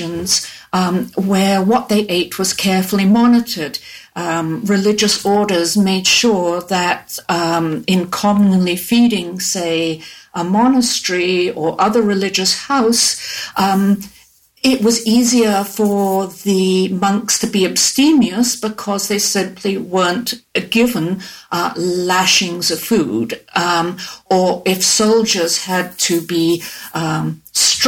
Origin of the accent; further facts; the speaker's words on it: England, United Kingdom; moved away; also born or lived in United States; I grew up and in the British school I went